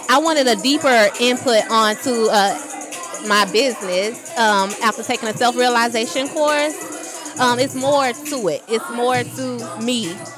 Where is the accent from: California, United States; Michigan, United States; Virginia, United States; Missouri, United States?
Missouri, United States; St. Louis; I am from St. Louis, Missouri. I came all the way to Philly.